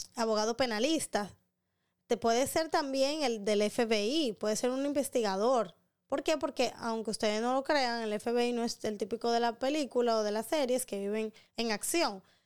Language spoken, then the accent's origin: Spanish; Dominican Republic; un buen dominicano